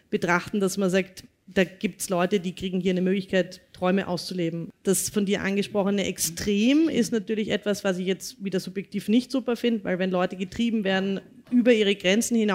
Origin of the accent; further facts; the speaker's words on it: Vienna, Austria; groß Goschert, sagt man bei uns in Wien